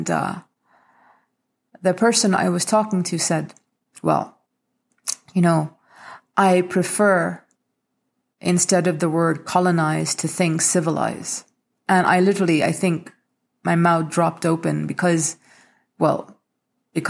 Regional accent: India; moved away; this custom we had growing up in India

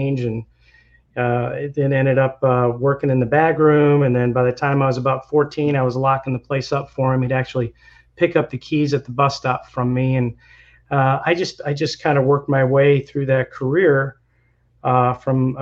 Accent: Illinois, United States; moved away as an adult; now in Florida, United States; I'm actually from Illinois. I grew up in middle farm country in Illinois

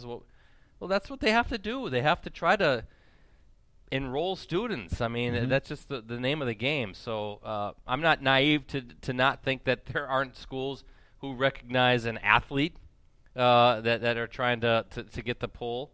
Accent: Stevens Point, Wisconsin, United States; when I grew up in Stevens Point, you went to Spash.

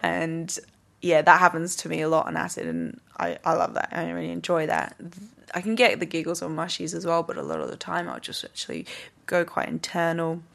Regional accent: England, United Kingdom; moved away as an adult; now in Australia; I came from, I'm English and back in the U K

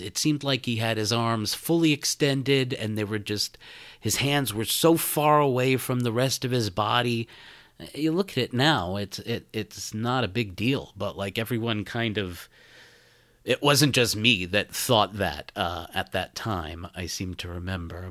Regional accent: Brooklyn, New York, United States; moved away as an adult; also born or lived in Boston; now in Phoenix, United States; born and raised in Brooklyn, New York

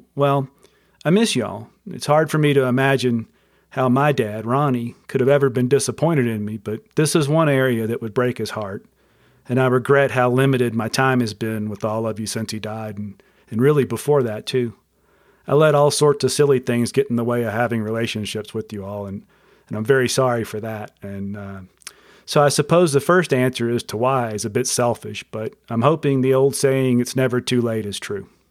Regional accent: Mobile, Alabama, United States; I was born on September twentieth, nineteen sixty-seven, in Mobile, Alabama

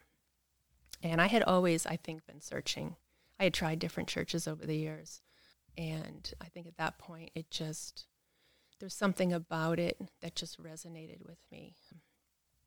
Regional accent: Massachusetts, United States; moved away as an adult; also born or lived in California; now in Pickens County, United States; growing up, I was raised in Massachusetts

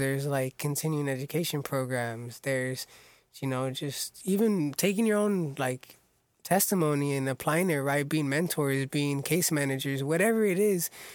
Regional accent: Orange County, California, United States; born and raised in Orange County.

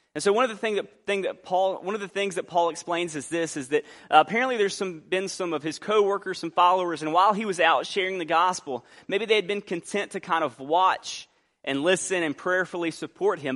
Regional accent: Albany, Georgia, United States; moved away; also born or lived in New Orleans, Louisiana; I grew up in Albany.

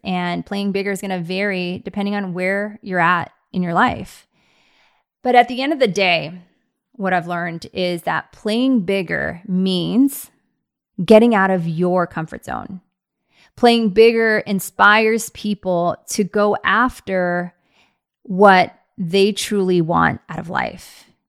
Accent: Bay Area, California, United States; now in Scottsdale, United States; I grew up in the Bay Area

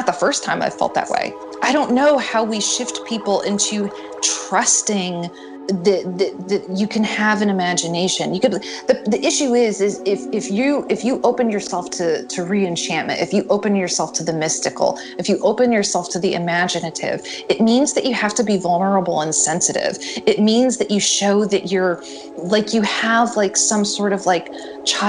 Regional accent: the North, United States; I'm not from the South, I'm a Yankee

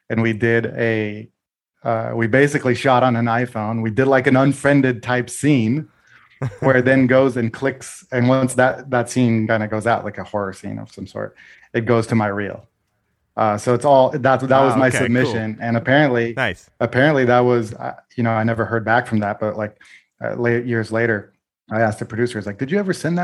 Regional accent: Portugal; moved away; I'm Portuguese. I grew up in Portugal

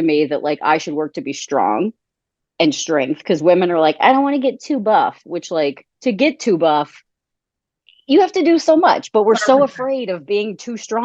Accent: Thibodaux, Louisiana, United States; also born or lived in Michigan / Tennessee; now in Midwest, United States; I am originally from Thibodaux, which is Thibodaux, Louisiana

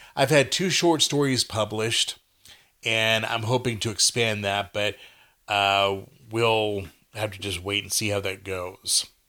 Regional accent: Texas, United States; I'm a Texan

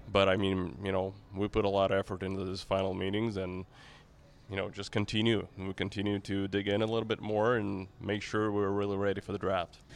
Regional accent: Saint Petersburg, Russia; in Saint Petersburg, my hometown

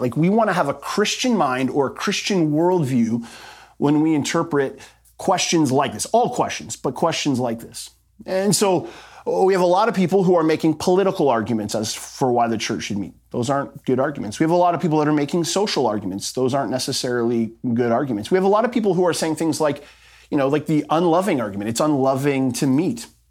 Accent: Canada; our rights as Canadian citizens

